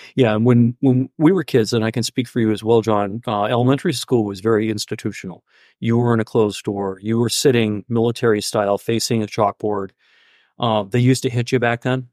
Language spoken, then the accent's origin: English; Mount Vernon, Maine, United States; I grew up in Mount Vernon